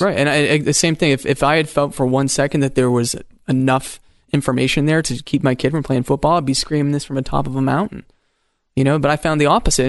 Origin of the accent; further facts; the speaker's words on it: Maine, United States; I grew up in Maine